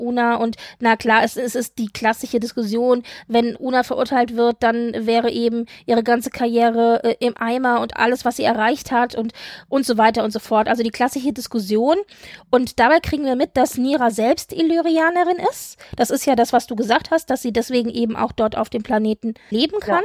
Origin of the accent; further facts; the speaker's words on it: Frankfurt, Hesse, Germany; ich als alter Frankfurter